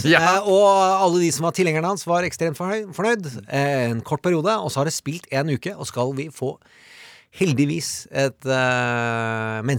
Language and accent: Norwegian; Larvik, Vestfold, Norway; Jeg er fra Larvik, og jeg husker godt det ble sagt der når jeg